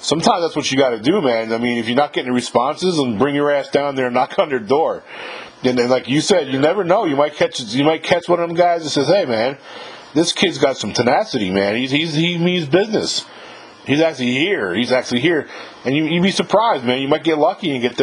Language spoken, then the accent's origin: English; New York, United States; now in Mississippi, United States; I live in Mississippi. I'm from New York originally.